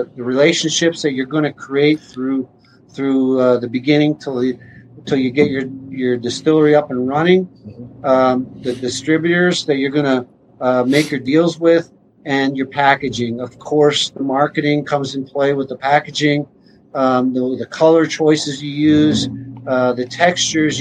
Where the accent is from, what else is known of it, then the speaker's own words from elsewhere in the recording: Carman, Manitoba, Canada; moved away; I grew up in Carmen, only an hour from Winnipeg